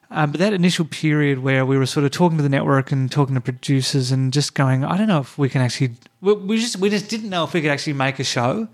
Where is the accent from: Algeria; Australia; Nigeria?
Australia; Hobart, Tasmania; moved away; I grew up in Tassie, but I didn't grow up in a small town. We were in the we were in the suburbs, mm. maybe 15 minutes drive from the city